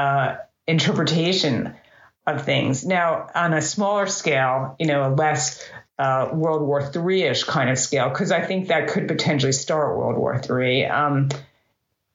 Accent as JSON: {"language": "English", "country": "United States", "said": "as an American"}